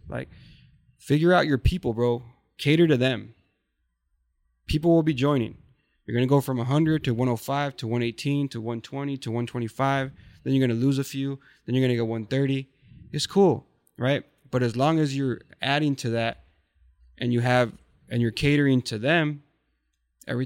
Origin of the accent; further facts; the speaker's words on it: Sinaloa, Mexico; moved away; also born or lived in Orange County, California; I'm from Sinaloa